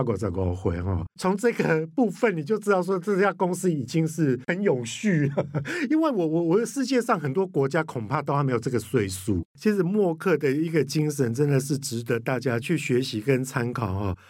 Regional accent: Kaohsiung, Taiwan; 寿山动物园，我跟你讲到我的故乡欸

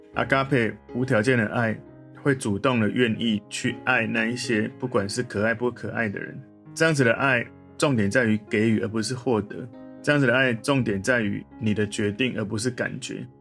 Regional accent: Taiwan; 我从台湾来

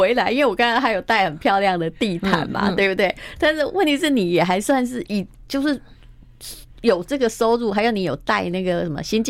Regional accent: Taiwan; 那为什么你先生对我们台湾人至少是说男生要挺起胸膛

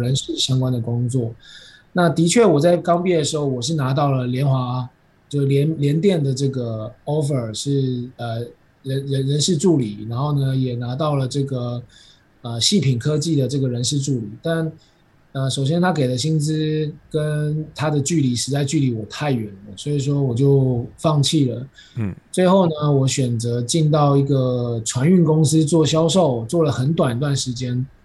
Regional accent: Taiwan; 咱们台湾人

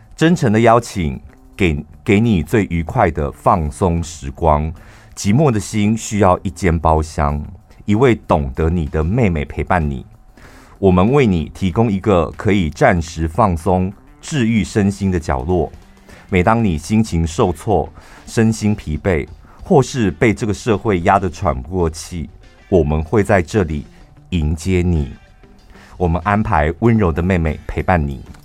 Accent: Taichung, Taiwan; 我从小在那边长大，所以台中天津路跟大雅路口那边

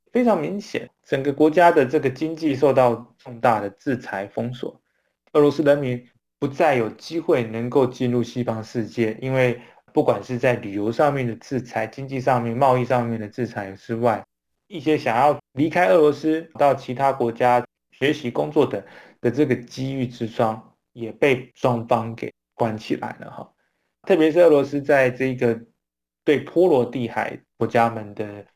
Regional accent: Taiwan; 我们台湾人民

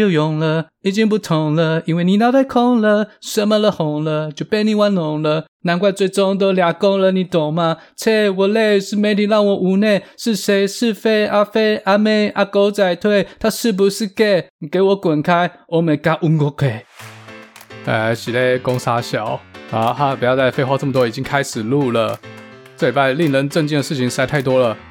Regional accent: Taiwan; Chinese is a second language; moved away as an adult; now in United States; I know you want to ask me why 我的口音听起来不像一点 native. Cause I fucking came to the States when I was 28.

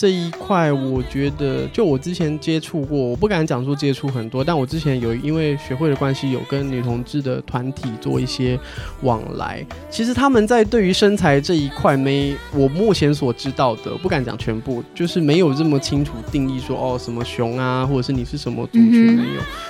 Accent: China; 我们中国人其实，在观念上有一些血缘和血统的坚持。

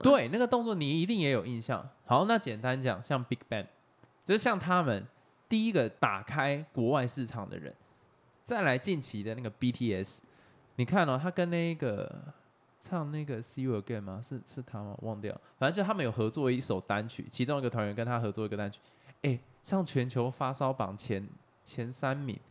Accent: Taiwan; 因为身为台湾人，就是我们从小到大看着这样的新闻长大

